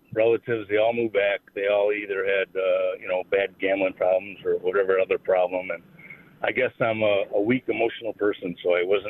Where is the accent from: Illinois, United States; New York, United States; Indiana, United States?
New York, United States; Buffalo; moved away as an adult; also born or lived in Las Vegas, Nevada; Growing up in Buffalo